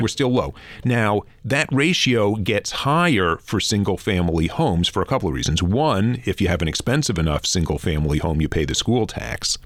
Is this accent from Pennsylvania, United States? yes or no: no; New York City, New York, United States; moved away as an adult; now in Vancouver, Canada; I grew up in Flatbush, Brooklyn